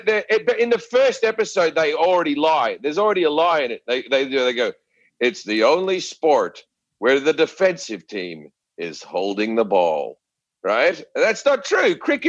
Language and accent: English; Australia; But my accent, if you're in a movie, they have to write a bit of dialogue where they go, oh, well, you know him, he's Australian, he came over here, blah, blah, blah